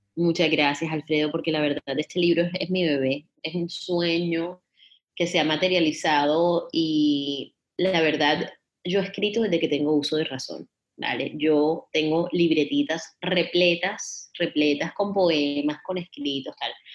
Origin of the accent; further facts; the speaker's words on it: Barranquilla, Atlántico, Colombia; moved away; estaba yo de vacaciones en Barranquilla, mi ciudad natal, en Colombia